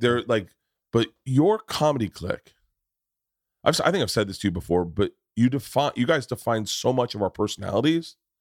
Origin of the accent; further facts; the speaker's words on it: Tampa, Florida, United States; moved away; I grew up in Tampa.